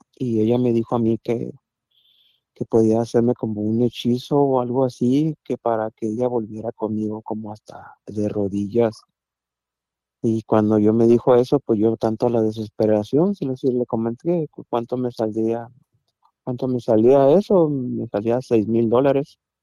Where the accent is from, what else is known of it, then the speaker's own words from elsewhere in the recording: Mazatlán, Sinaloa, Mexico; moved away; yo soy de Mazatlán, de Mazatlán, Sinaloa, yo soy allá